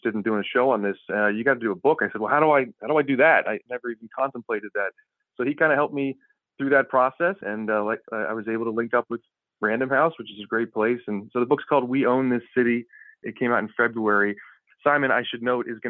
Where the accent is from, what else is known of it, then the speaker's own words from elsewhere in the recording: Annapolis area, Maryland, United States; I'm a local guy. I used to deliver the Annapolis Capital